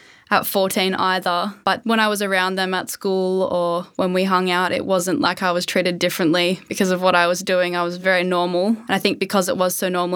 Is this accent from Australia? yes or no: yes; Melbourne, Victoria, Australia; I'm a student from Melbourne, Australia